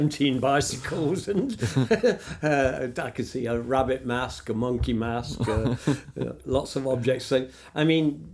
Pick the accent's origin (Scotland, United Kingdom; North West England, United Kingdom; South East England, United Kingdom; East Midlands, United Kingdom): East Midlands, United Kingdom; Nottingham; five warehouses in my hometown